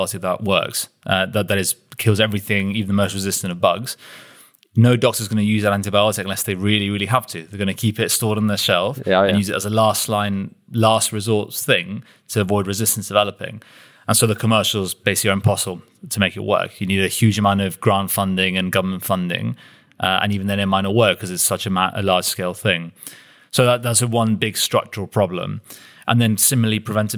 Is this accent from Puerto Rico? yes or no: no; United Kingdom; we as a British population